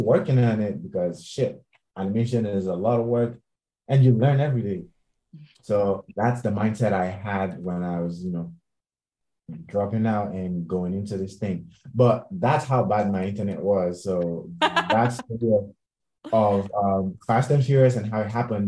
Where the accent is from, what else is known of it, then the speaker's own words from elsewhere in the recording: Nigeria; moved away as an adult; now in Los Angeles, United States; I was in Nigeria, still working from Nigeria